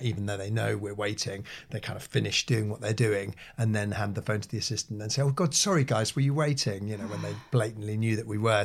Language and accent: English; Norwich, East of England, United Kingdom; my hometown of Norwich